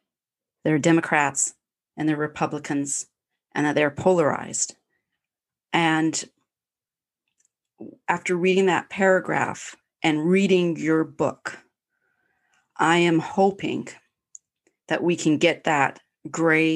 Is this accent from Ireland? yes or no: no; Canada; I'm Canadian